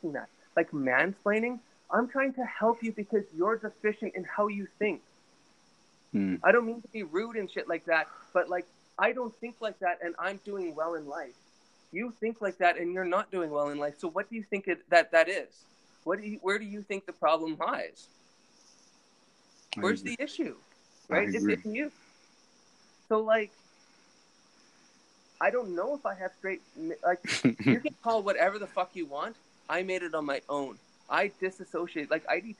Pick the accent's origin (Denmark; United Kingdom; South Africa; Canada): Canada; now in China; I'm Canadian that's living in fucking China.